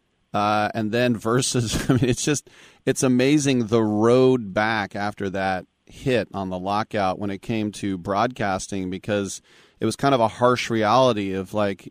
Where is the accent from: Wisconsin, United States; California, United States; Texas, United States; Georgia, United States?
California, United States; Bay Area; I'm from the Bay Area